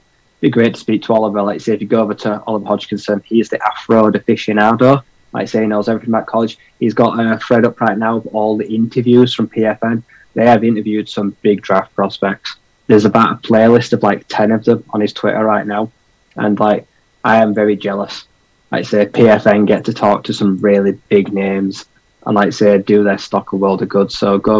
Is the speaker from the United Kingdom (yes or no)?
yes; United Kingdom